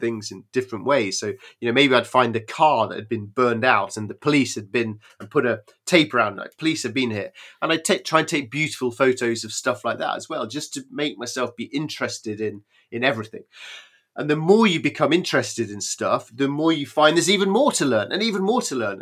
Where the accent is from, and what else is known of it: United Kingdom